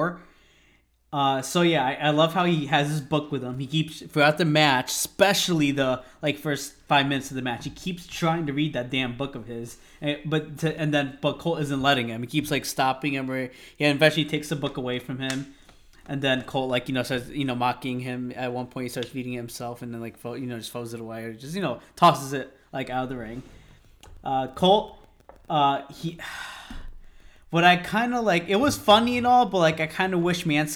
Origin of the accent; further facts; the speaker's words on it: Connecticut, United States; we're from Connecticut